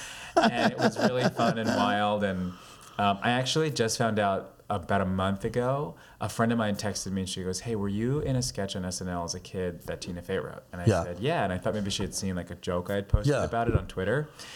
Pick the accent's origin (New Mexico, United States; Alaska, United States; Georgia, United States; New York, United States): New York, United States; Long Island; moved away as an adult; also born or lived in Brooklyn, New York; now in Los Angeles, United States; Born in Brooklyn, grew up on Long Island. lived in New York for maybe 22 years before I went to LA.